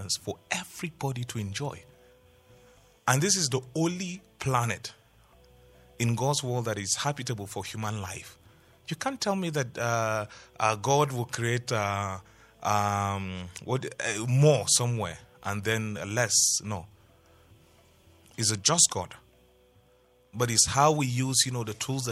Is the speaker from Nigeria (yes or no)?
yes; Nigeria; I'm a Nigerian